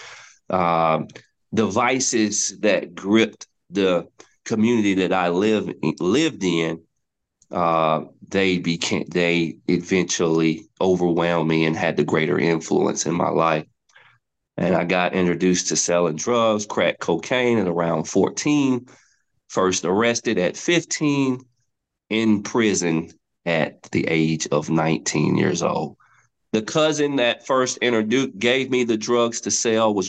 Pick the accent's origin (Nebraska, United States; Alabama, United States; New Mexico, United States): Alabama, United States; West End; when I was about 14 years old, growing up in West End